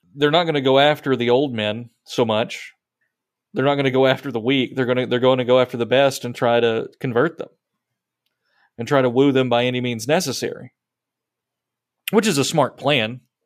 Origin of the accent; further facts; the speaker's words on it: United States; it's really hard for us to fathom something like that as American Christians